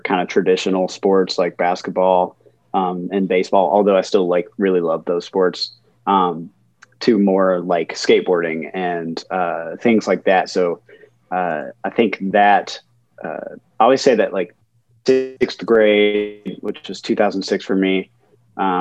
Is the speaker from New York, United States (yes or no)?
no; Smyrna, Tennessee, United States; now in Nashville, United States; technically I grew up in a town just south of Nashville called Smyrna, Tennessee